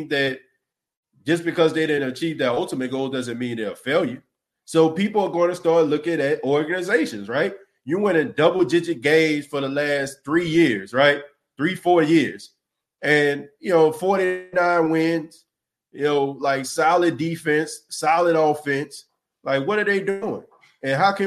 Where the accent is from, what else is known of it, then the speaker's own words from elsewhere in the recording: the South, United States; I'm from the South.